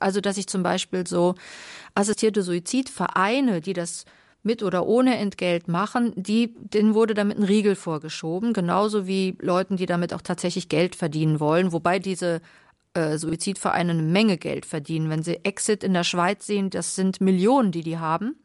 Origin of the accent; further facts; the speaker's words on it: Carinthia, Austria; moved away; Ich komme ja aus Kärnten.